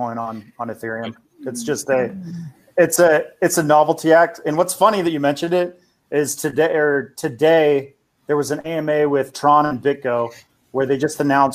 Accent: United States; I'm American

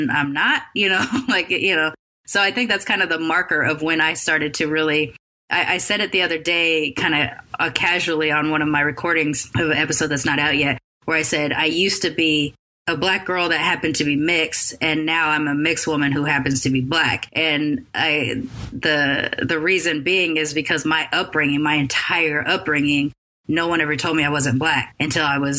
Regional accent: Long Beach, California, United States; also born or lived in Sacramento / Oakland / San Francisco / Bay Area; growing up in Long Beach, and in our freshman year in high school

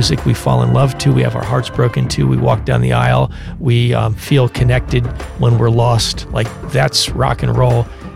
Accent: Philadelphia, Pennsylvania, United States; my hometown, Philadelphia, Pennsylvania

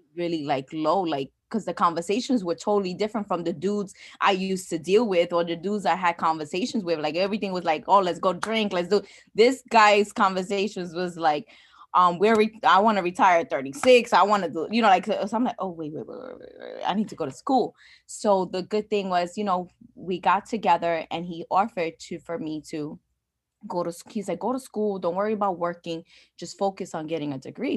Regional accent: New York City, New York, United States; first language English; growing up where I grew up in the Bronx

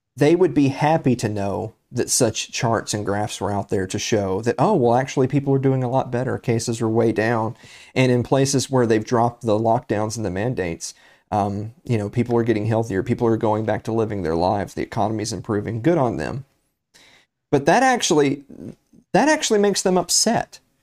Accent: Tennessee, United States; my home state, the state of Tennessee

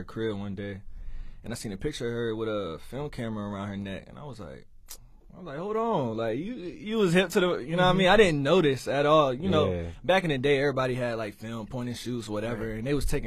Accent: Suffolk, Virginia, United States; also born or lived in Honolulu, Hawaii / Norfolk, Virginia; Honolulu, that's where I was born. But, you know, raised in Virginia. You feel me? I was in Suffolk since like fourth grade. I was in Suffolk. Before that, I was in Norfolk.

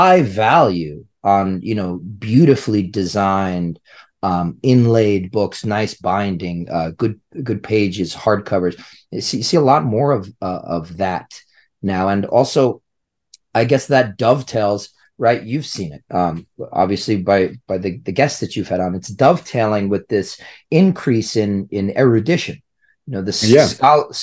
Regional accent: United States; I'm American

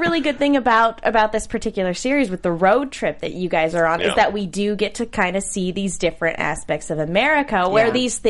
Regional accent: California, United States; I'm California born and raised.

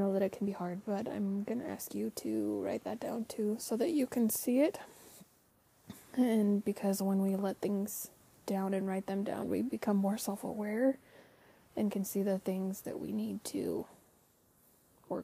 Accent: Utah, United States; I'm from Utah. We don't pronounce our T's sometimes.

